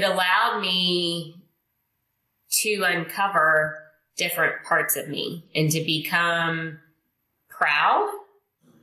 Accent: Indonesia; English is a second language; moved away; I'm not from here. I wasn't raised here. I was raised in Indonesia. I'm Chinese Indonesian.

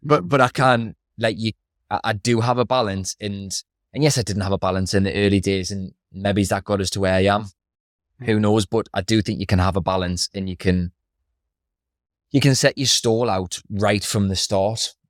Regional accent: Newcastle upon Tyne, North East England, United Kingdom; I grew up in Throckley.

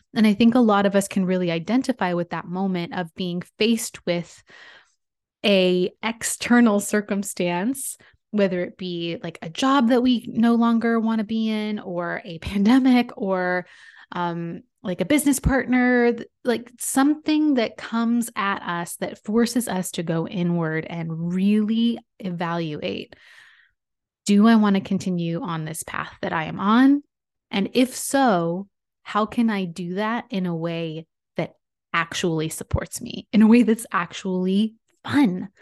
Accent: San Diego, California, United States; It's a creative communications agency out of my hometown, San Diego

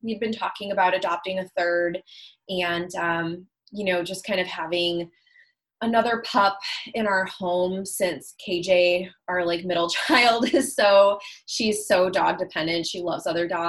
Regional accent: Chicago, Illinois, United States; where I grew up in Chicago

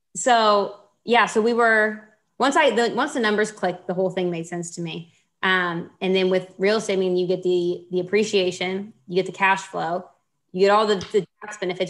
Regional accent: Houston, Texas, United States; I grew up in Houston.

